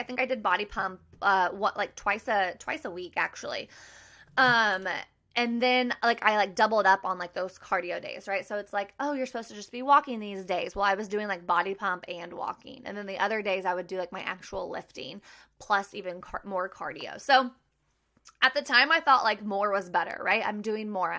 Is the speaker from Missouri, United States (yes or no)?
yes; Maryville, Missouri, United States; moved away as an adult; now in Kansas City, United States; I'm originally from Maryville, Missouri. I now live in Kansas City with my husband